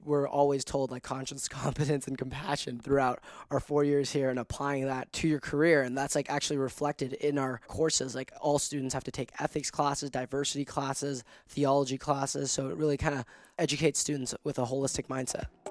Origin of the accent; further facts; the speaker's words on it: Hong Kong; moved away as an adult; now in United States; born and raised in Hong Kong, so I am an international student.